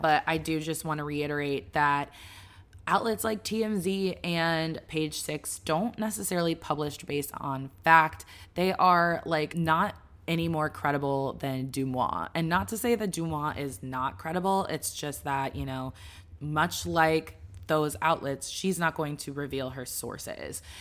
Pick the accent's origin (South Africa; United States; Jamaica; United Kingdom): United States; Dallas, Texas; I'm from Dallas